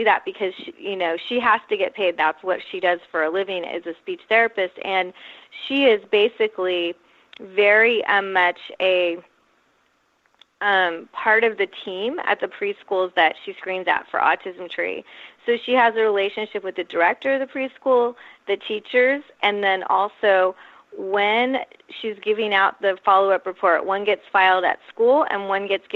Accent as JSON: {"language": "English", "area": "Silicon Valley", "region": "California", "country": "United States", "moved": "as an adult", "lives_now": "San Diego, United States", "said": "I'm actually from Silicon Valley, though I've lived in San Diego since I went to college here in 87"}